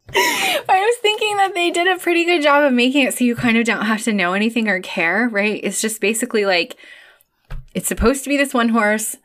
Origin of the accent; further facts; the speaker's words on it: Chicago, Illinois, United States; moved away; as a Chicagoan, formerly, uh, and I still identify as a Chicagoan